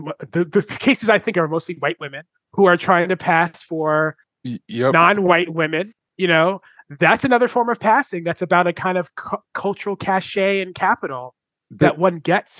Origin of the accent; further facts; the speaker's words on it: New York, United States; I'm from New York, so I think about the New York Post